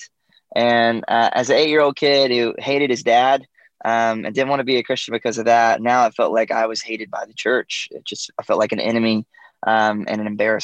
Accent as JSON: {"language": "English", "region": "Georgia", "country": "United States", "tie": "born or raised there", "said": "I grew up in Georgia in the U.S. and a small town."}